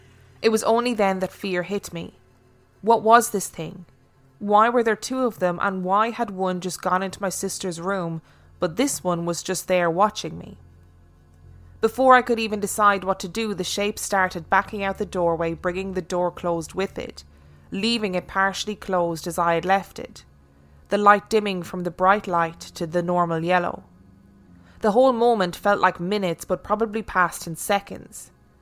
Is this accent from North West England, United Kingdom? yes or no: yes; Carlisle, North West England, United Kingdom; now in London, United Kingdom; I live and work in London, but I'm as northern as they come. I was born and raised in Carlisle, Cumbria, a city at the top of the Lake District bordering Scotland.